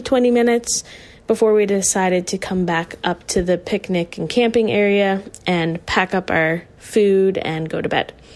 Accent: Whites Lake, Nova Scotia, Canada; now in Halifax, Canada; I'm from Whites Lake, Nova Scotia, currently residing in Halifax.

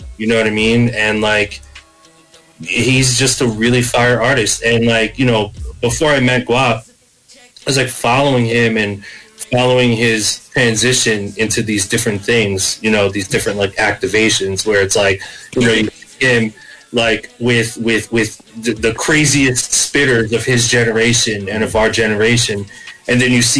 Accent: Philippines; being Filipino, it actually made me so proud, because when I would walk into a studio and I would be the only Filipino kid there

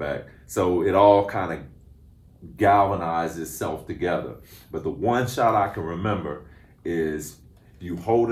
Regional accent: Oklahoma, United States; I'm from Oklahoma, went to Oklahoma

